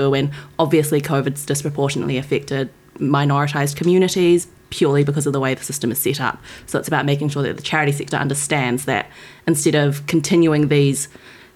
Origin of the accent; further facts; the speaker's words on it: New Zealand; moved away as an adult; now in London, United Kingdom; I'm a New Zealander that lives in London. I moved here last year.